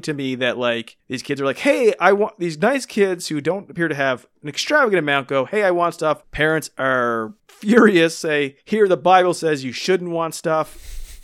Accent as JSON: {"language": "English", "country": "Canada", "said": "being Canadian"}